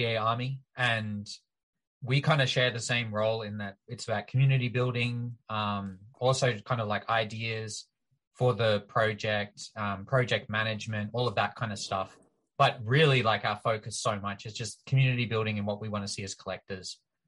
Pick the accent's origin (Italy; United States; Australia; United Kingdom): Australia; accent: Australian; now in Canada; I'm Australian